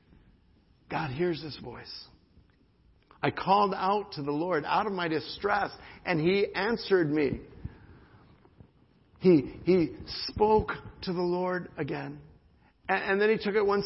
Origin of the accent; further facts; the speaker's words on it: United States; as an American